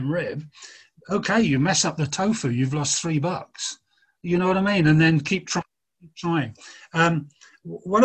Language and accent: English; Oxford, South East England, United Kingdom; moved away; My mother got a job working in Oxford, where I'm from.